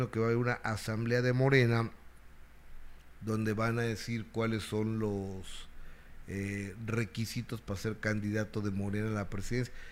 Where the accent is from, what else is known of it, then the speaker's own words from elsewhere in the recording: Mexico; Soy experto, soy mexicano.